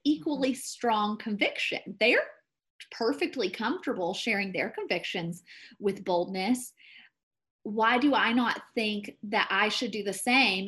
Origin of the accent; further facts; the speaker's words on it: the South, United States; moved away as an adult; now in Colorado, United States; I'm from the South. I know how to be polite. I know how to be an ideal Christian Southern woman